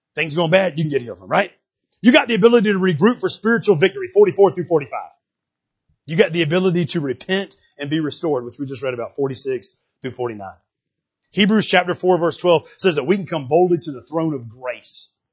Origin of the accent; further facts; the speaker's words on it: United States